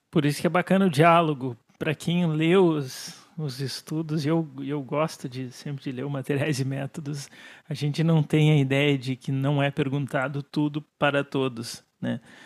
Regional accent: Brazil; Como brasileiro, nós somos orgulhosos

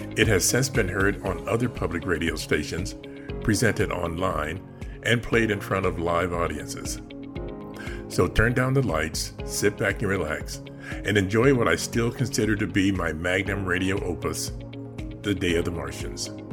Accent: Chicago, Illinois, United States; my hometown of Chicago

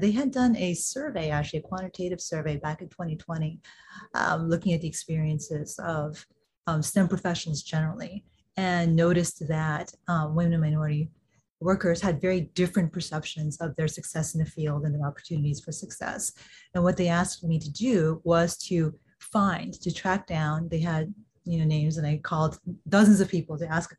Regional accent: Kansas City, Missouri, United States; I grew up in Kansas City, Missouri

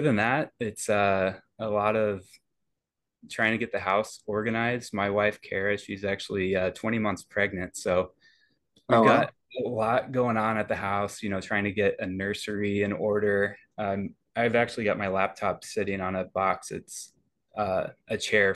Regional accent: Indianapolis, Indiana, United States; moved away as an adult; now in Madison, United States; I love Indy. It's my hometown

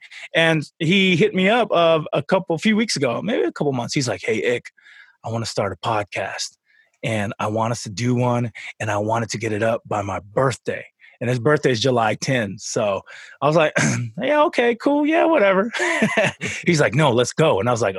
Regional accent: Tonga; moved away; So I'm from Tonga. I was born there and we moved over here.

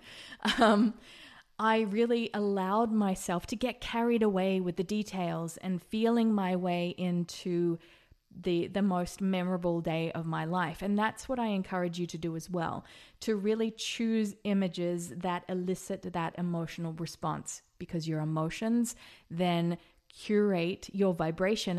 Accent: Australia; now in Las Vegas, United States; I'm also an Australian living in Las Vegas

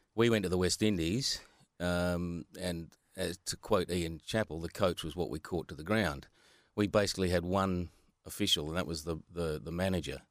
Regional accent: Australia; I was from Hilton Park, Hilton Park Primary School.

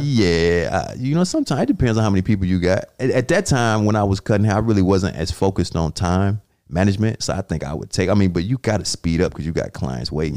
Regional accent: Atlanta, Georgia, United States; moved away; I'm from Southwest Atlanta

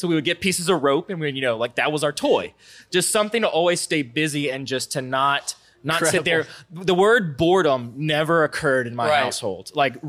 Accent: Baton Rouge, Louisiana, United States; also born or lived in Sunshine, Louisiana; born and raised right here in Baton Rouge, Louisiana.

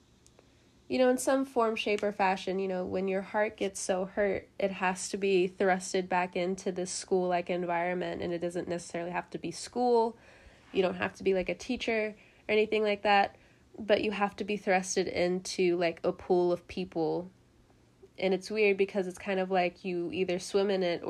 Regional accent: California, United States; now in the South, United States; I'm from California

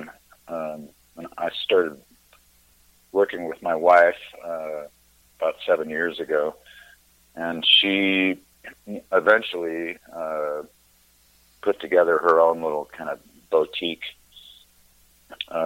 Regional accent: Montana, United States; moved away as an adult; now in Fort Collins, United States; growing up in Montana

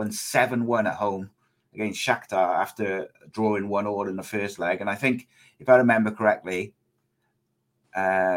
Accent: Wales, United Kingdom; I'm Welsh

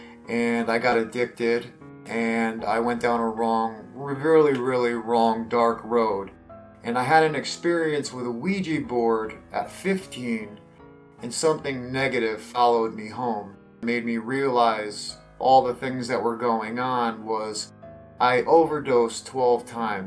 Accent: Connecticut, United States; also born or lived in New Haven, Connecticut; Yes, I'm from Connecticut. I was born in New Haven, Connecticut, and then was raised there till I was six, and then moved out to the countryside of Connecticut or the Valley area. Spent most of my life there till I was like 15 in the Valley area

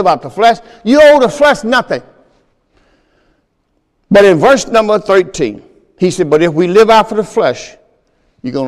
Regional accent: Mississippi, United States; moved away; also born or lived in Pontiac, Michigan; I'm from Mississippi

